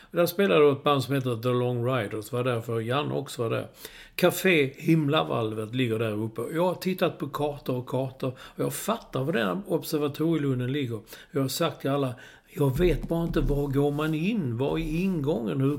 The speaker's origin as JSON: {"language": "Swedish", "town": "Malmö", "region": "Skåne", "country": "Sweden", "tie": "born or raised there", "said": "jag växte upp i Malmö."}